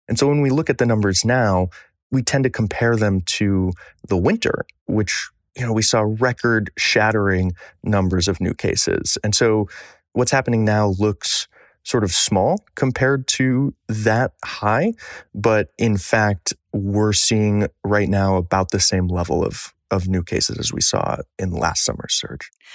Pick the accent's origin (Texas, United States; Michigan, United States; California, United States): Michigan, United States; Michigan, my home state